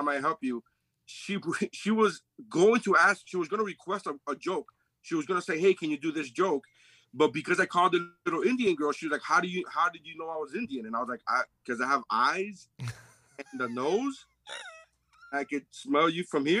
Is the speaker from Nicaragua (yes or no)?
yes; Nicaragua; also born or lived in Sweetwater, Florida; I'm from Nicaragua, bro. Sweetwater